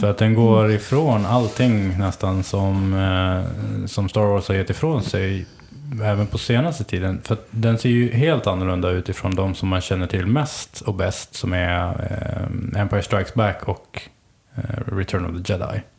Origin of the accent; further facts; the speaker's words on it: Sweden; jag kommer ifrån Sverige och jag levde på 80-talet